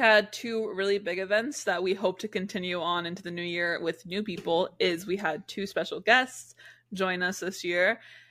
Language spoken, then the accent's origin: English; Jacksonville, Florida, United States; I grew up in a big city in Jacksonville. I hate my hometown now.